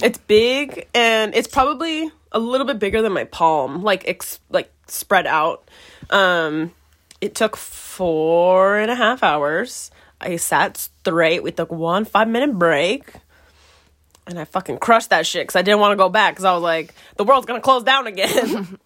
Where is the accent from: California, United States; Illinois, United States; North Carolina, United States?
California, United States; San Diego; I'm also from San Diego, so we're both from San Diego